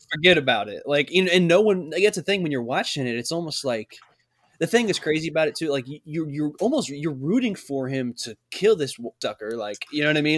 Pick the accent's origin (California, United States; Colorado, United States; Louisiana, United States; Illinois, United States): Illinois, United States; we're all from Illinois. We're all Illinois